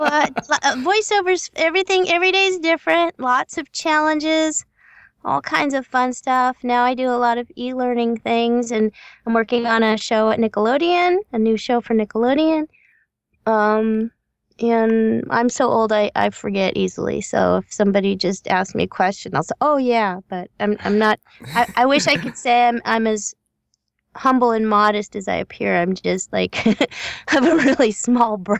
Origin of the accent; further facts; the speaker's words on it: Los Angeles, California, United States; I'm a Southern California native. Um, I grew up in the San Fernando Valley